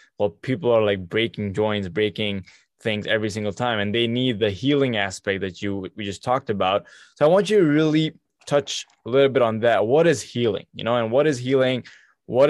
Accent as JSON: {"language": "English", "region": "Abu Dhabi", "country": "United Arab Emirates", "tie": "born or raised there", "moved": "as an adult", "lives_now": "Canada", "said": "I was born and raised in Abu Dhabi"}